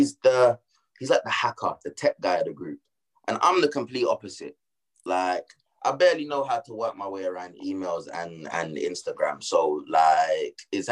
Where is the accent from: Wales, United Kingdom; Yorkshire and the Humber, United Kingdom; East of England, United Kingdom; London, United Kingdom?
London, United Kingdom; accent: Cockney; I'm from East London